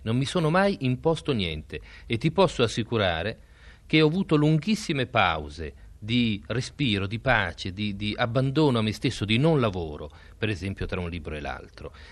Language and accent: Italian; Emilia-Romagna, Italy; in Emilia, nella mia terra